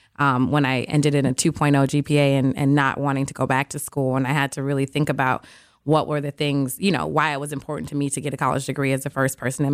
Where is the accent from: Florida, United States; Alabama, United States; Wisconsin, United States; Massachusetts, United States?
Wisconsin, United States; Milwaukee; No, I am from Milwaukee, born okay. and raised here. Okay. MPS graduate, a Rufus King graduate.